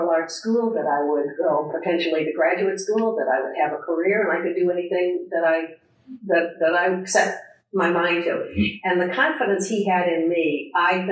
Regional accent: Milton, Massachusetts, United States; moved away as an adult; now in Omaha, United States; I came from Boston. I grew up in Milton, Massachusetts

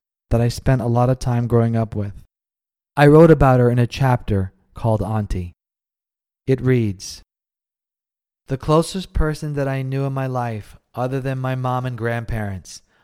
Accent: New York City, New York, United States; also born or lived in Jamaica; I grew up on the Lower East Side of Manhattan.

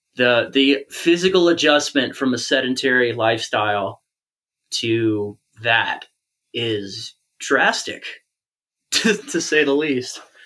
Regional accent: Georgia, United States; I'm from Georgia, which is just polar opposite culturally and also in regards to the climate.

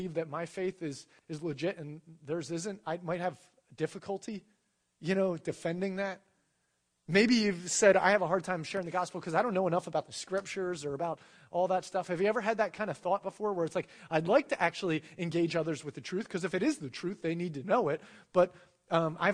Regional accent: United States; being born into America where the reigning, religion is Christianity

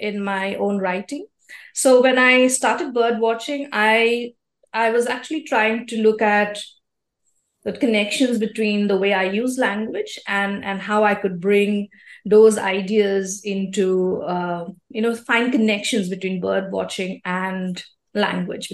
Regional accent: Guwahati, Assam, India; first language Assamese; English is a second language; moved away as an adult; now in Delhi, India; I was born in Guwahati, which is a state in Assam. It's one of the easternmost states in the country of India. And I left home a long time ago for my higher studies. I came here to Delhi.

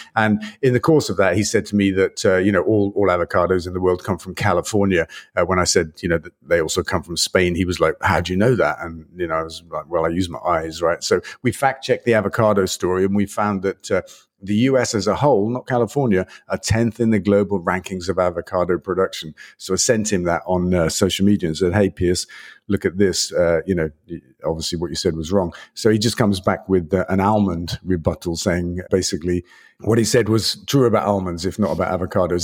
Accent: England, United Kingdom; we're, we're English

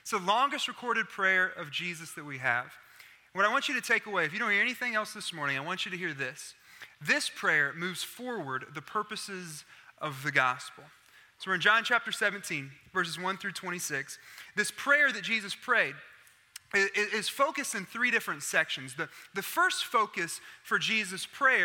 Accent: Oklahoma, United States; I'm from Oklahoma.

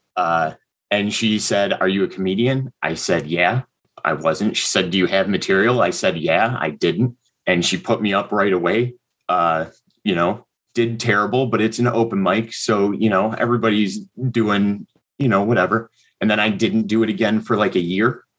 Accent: Hamburg, New York, United States; I grew up just outside of Buffalo, uh, town called Hamburg, New York

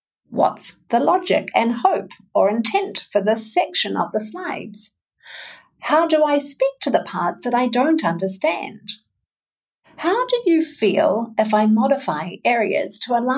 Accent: New Zealand; now in Wisconsin, United States; I'm a narrative coach, a communications coach, and a mental fitness coach from New Zealand, based in the fine state of Wisconsin

